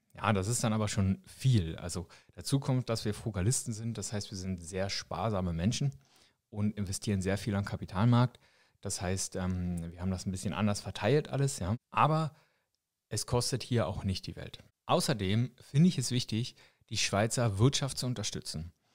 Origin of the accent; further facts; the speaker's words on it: Germany; now in Switzerland; als Deutscher, der ich hier schon eine Weile lebe